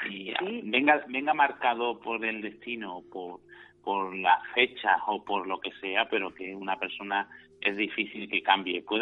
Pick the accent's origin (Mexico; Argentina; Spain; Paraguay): Spain; sí, que somos españoles.